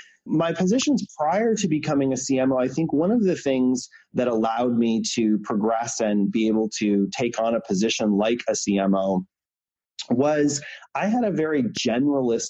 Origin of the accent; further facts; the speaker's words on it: Michigan, United States; I grew up in Michigan in a small town.